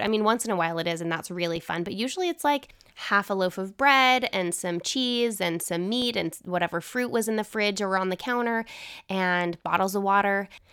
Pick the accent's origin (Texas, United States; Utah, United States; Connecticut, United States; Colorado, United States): Utah, United States; growing up in Utah